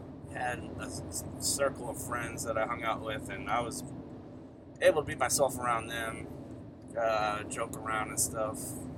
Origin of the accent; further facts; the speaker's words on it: Dorchester, Massachusetts, United States; Yeah, so I grew up in Dorchester, Mass. Still live in Dorchester. Lived in Dorchester my whole life. I'm a dot rat.